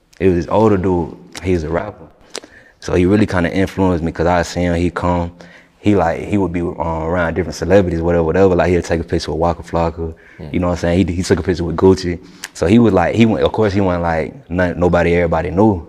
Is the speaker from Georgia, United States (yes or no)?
yes; Griffin, Georgia, United States; born or raised there; also born or lived in Atlanta, Georgia; now in Lake City, United States